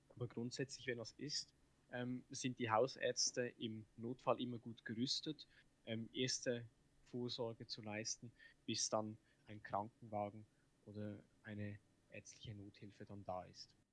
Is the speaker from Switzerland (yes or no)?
yes; Switzerland; ich als Schweizer